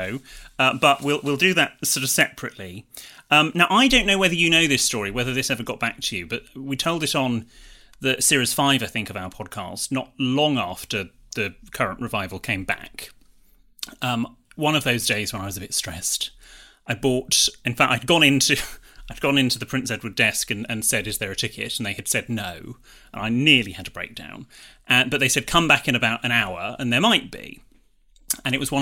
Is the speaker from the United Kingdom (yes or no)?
yes; Bristol, South West England, United Kingdom; I grew up in Bristol